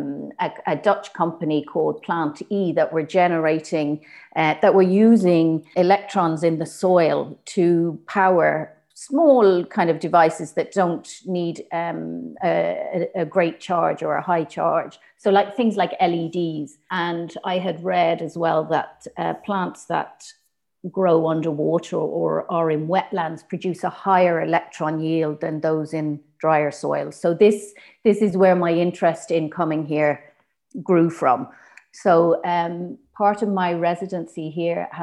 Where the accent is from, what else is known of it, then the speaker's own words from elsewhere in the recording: Ennis, Munster, Ireland; moved away as an adult; also born or lived in Surrey, England / Limerick / Dublin / London; now in Liverpool, United Kingdom; when I was 7, we moved to West Clare, to Ennis in County Clare. And so I grew up there